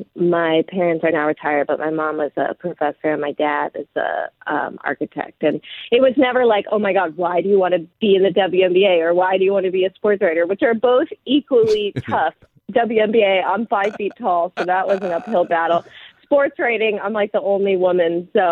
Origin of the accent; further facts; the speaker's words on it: Los Angeles, California, United States; I'm from Los Angeles